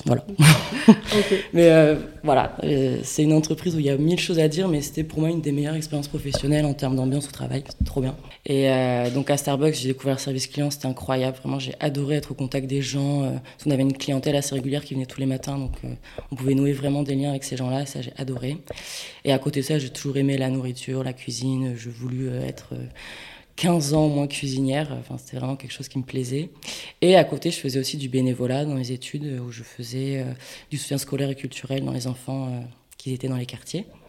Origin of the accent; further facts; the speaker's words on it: Bayonne, Nouvelle-Aquitaine, France; moved away as an adult; also born or lived in Reims / Paris; now in Landes, France; je suis née à Bayonne, j'ai vécu à Bayonne jusqu'à 18 ans